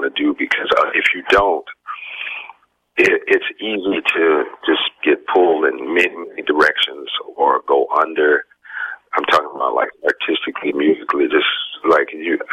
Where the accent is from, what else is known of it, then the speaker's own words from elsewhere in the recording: Detroit, Michigan, United States; now in New York, United States; growing up in Detroit